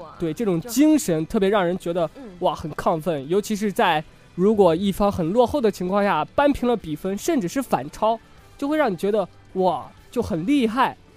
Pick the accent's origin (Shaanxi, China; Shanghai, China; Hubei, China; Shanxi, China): Shanxi, China; 在我的家乡山 西看的